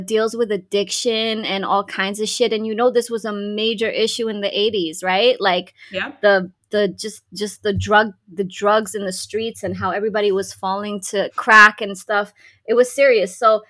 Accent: Dubai, United Arab Emirates; And also, I grew up in Dubai. It was a British influence.

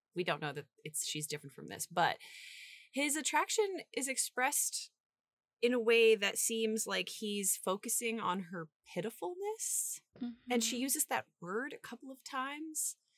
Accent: St. Joseph, Missouri, United States; the Glore Psychiatric Museum in my hometown

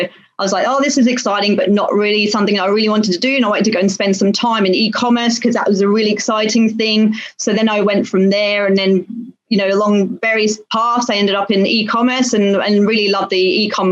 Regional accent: United Kingdom; moved away as an adult; now in Singapore; I'm British born, went to university in the UK

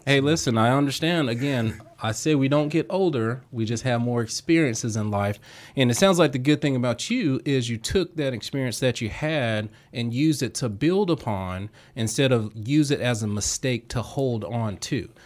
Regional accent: Southwest Georgia, United States; I'm down from, you know, Southwest Georgia

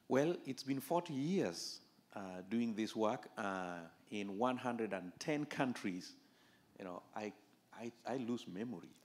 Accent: Kenya; I was born in Kenya, just the border between Kenya and Uganda.

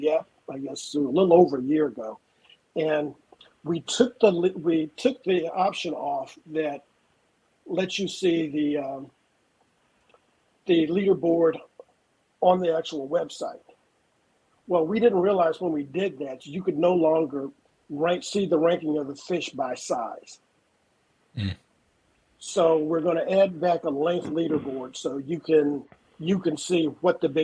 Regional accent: near Houston, Texas, United States; I am one of the few native Texans

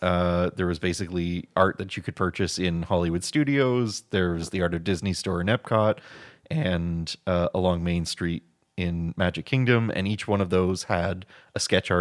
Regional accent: Canada; because we are Canadian and we have to bring stuff back

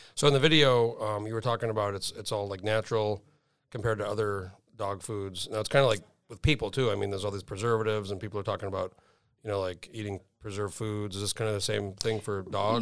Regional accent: New Mexico, United States; now in Alaska, United States; I grew up in New Mexico

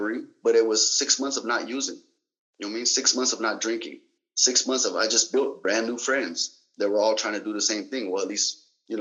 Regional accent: Salinas, California, United States; also born or lived in Germany; I was from Salinas, California

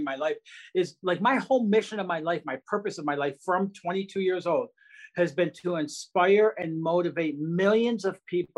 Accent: Detroit, Michigan, United States; growing up outside Detroit, Michigan

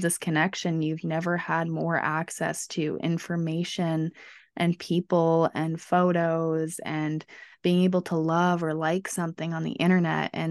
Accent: Canada; we're Canadian

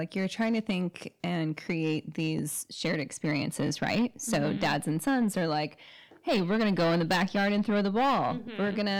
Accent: Texas, United States; growing up in Texas

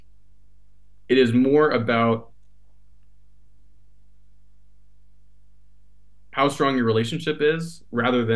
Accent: United States; accent: American; my American accent

